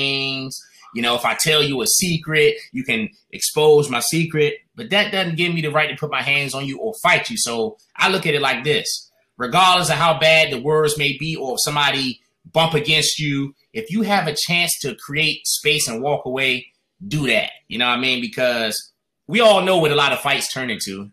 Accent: North Carolina, United States; now in Washington, D.C., United States; I'm originally from North Carolina. So I came up to D.C. at a young age, man. I would come up here every summer, stay with my grandmother.

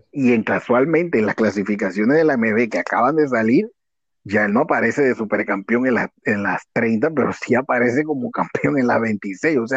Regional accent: Mexico; Sí, eh, digo, como buen mexicano, recordemos

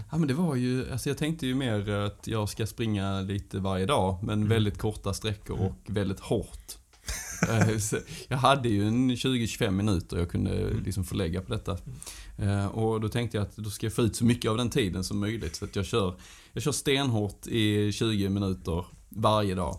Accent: Sösdala, Skåne, Sweden; accent: Göinge dialect; kommer från en liten ort som heter Sösdala som ligger eh, ja, eh, några mil utanför Hässleholm. Så att, eh, det är ett fantastiskt ställe att växa upp på

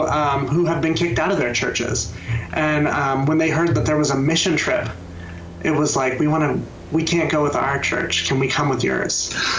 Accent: Manteca, California, United States; I grew up in Manteca.

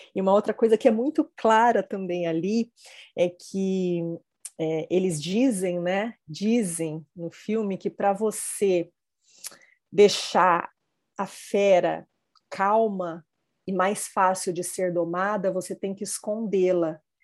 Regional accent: near São José do Rio Preto, São Paulo, Brazil; Rio Preto, pertinho da minha terra

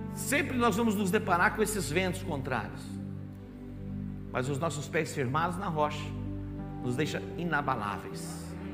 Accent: Barbacena, Minas Gerais, Brazil; quando eu era criança, lá em Barbacena, pequenininho

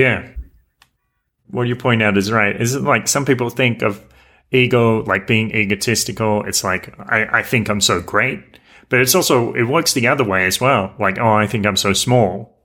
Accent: near Newcastle, New South Wales, Australia; moved away as an adult; I lived in my hometown

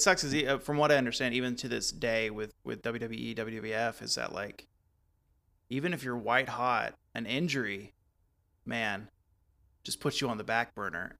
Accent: Texas, United States; growing up in Texas in that time frame

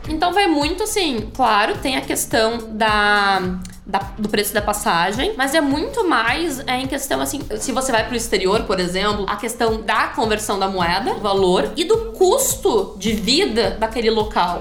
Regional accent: Rio Grande do Sul, Brazil; eu sou do Rio Grande do Sul

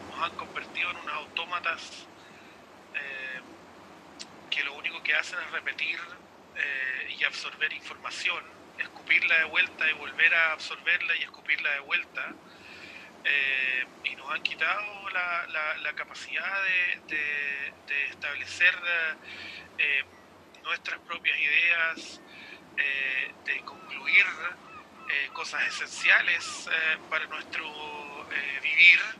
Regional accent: Chile; now in New Zealand

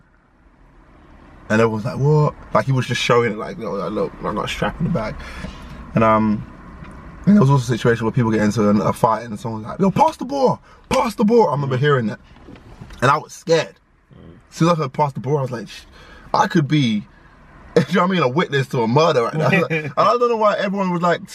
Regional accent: London, United Kingdom; growing up in London, in the inner city

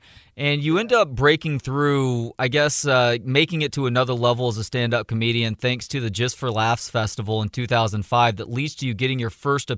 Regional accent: Dallas, Texas, United States; I'm from Dallas, so good. And they still talk about him in the DFW area all these years later.

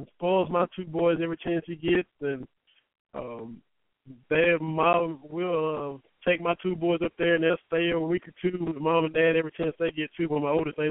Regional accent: Cumberland, Kentucky, United States; born or raised there; moved away

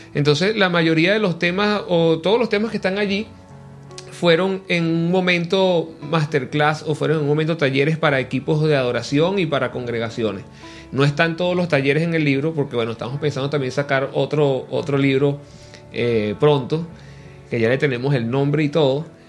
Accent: Venezuela; estoy regresando a mi tierra, Venezuela

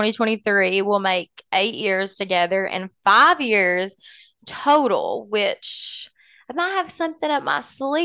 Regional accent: Pikeville, Kentucky, United States; now in Lexington, United States; I grew up in Pikeville, Kentucky. That's maybe why I have a little bit of an accent.

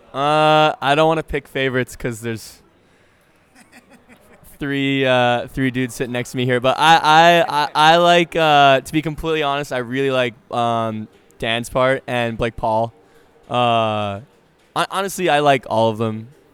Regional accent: Canada; I played hockey because I'm Canadian

